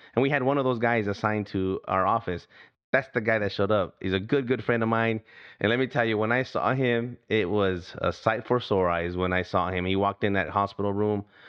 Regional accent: United States; I'm from here, from the United States of America

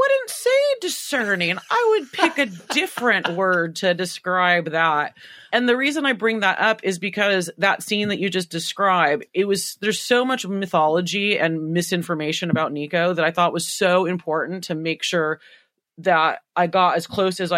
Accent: United States; I'm so American

